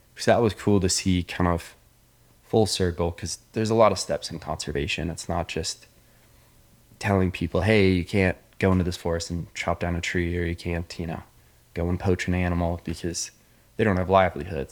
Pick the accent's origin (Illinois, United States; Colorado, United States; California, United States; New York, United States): Colorado, United States; Indian Hills; moved away as an adult; now in Laos; I grew up in Indian Hills, Colorado